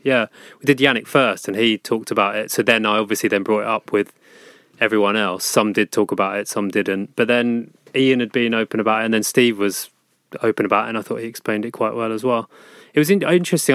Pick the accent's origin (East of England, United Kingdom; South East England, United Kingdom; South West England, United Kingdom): South East England, United Kingdom; Sussex; I grew up in Sussex